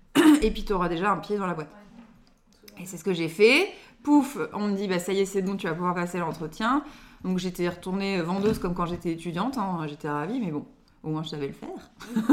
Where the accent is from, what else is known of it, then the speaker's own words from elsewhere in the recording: Lille area, Nord, Hauts-de-France, France; je suis née à Lille, mais on a déménagé juste après, mais euh, juste à côté